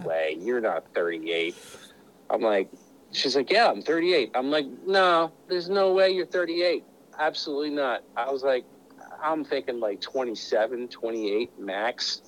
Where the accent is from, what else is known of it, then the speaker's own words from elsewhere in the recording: Pennsylvania, United States; moved away; I was originally from Pennsylvania